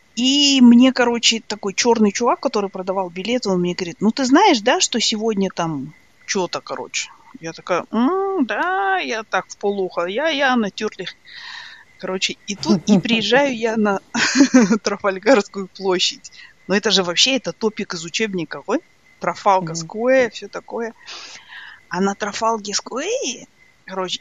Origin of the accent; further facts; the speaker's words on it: Ridder, East Kazakhstan Region, Kazakhstan; also born or lived in Australia; now in Ireland; я же выросла в Ридере